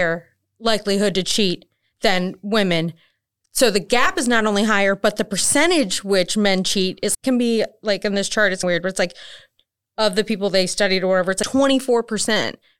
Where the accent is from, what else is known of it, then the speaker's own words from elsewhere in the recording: Maryland, United States; now in North Carolina, United States; I'm from Maryland